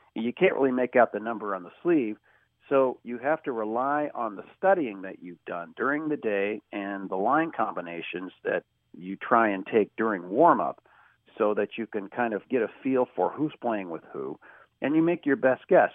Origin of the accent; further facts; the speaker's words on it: Kansas City, United States; I grew up in Kansas City, okay, so it's a non-traditional hockey town